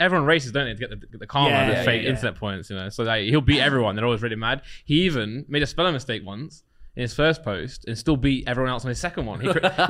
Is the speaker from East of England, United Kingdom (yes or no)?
no; Alfreton, East Midlands, United Kingdom; I'm from a small town in, like, you know, Derbyshire, Nottinghamshire, Alfreton it's called.